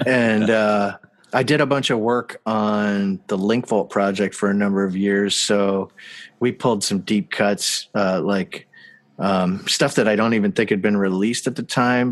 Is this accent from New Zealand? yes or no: no; Canada; I'm from Canada